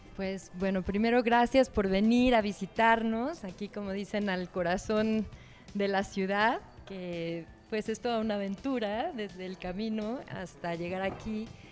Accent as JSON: {"language": "Spanish", "country": "Mexico", "said": "Como mexicanas, como mexicanos, como, parte de este país"}